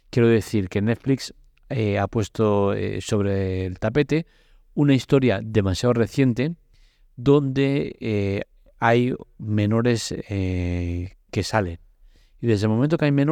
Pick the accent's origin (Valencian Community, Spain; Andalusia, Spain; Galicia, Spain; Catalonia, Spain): Catalonia, Spain; Barcelona; me toca de cerca porque yo soy de Barcelona